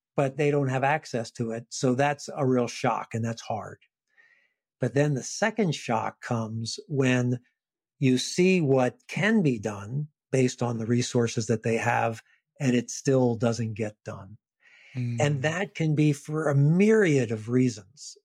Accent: Washington, District of Columbia, United States; also born or lived in Richmond, Virginia; first in Washington, D.C., where I was from, I returned back to my hometown, my city

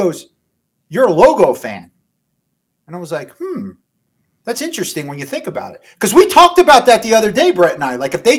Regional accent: New Jersey, United States; being from Jersey

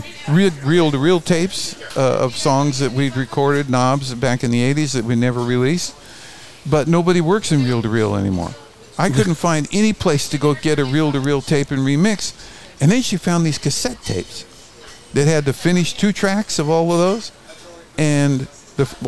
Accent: Albuquerque, New Mexico, United States; where we grew up in Albuquerque as kids

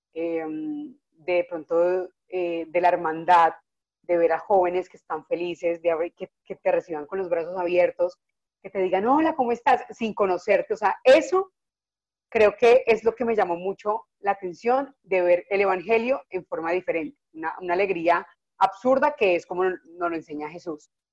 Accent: Neiva, Huila, Colombia; moved away as an adult; also born or lived in Bogotá; yo me fui de Neiva, yo soy de Neiva, entonces me fui de Neiva a estudiar a cocinar en Bogotá

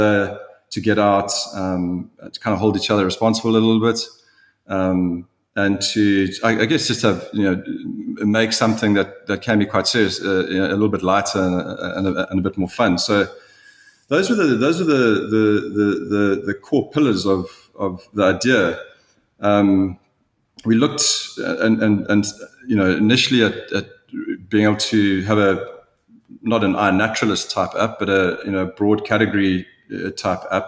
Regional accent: South Africa; being a South African

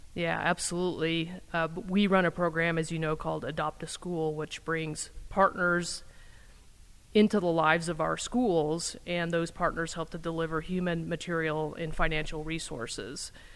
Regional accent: Indiana, United States; moved away as an adult; also born or lived in Wisconsin; now in Madison, United States; I grew up in Indiana

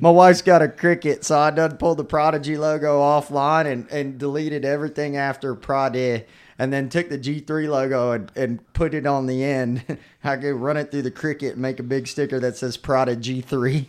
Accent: Mosquito Lagoon, Florida, United States; growing up on Mesquite Lagoon

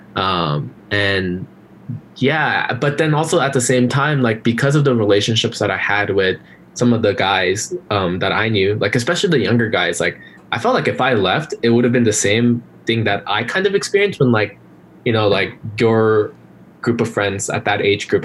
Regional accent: Glendale, California, United States; also born or lived in Korea / Irvine, California; grew up in Glendale pretty much all my life

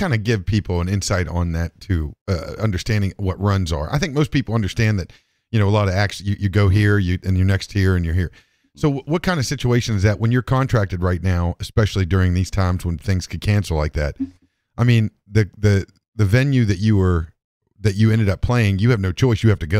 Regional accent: Wisconsin, United States; I'm from West Virginia. Oh, not {S1} sorry. {S0} Wisconsin.

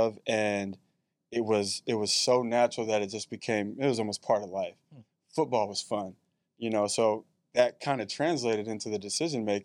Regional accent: Chicago, Illinois, United States; born or raised there; moved away; also born or lived in Bay Area, California

